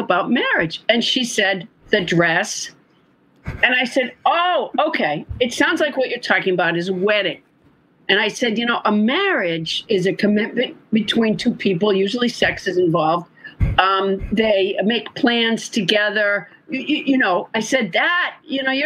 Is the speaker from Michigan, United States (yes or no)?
no; Massachusetts, United States; also born or lived in Huntsville, Alabama; a month after I was born, they moved up there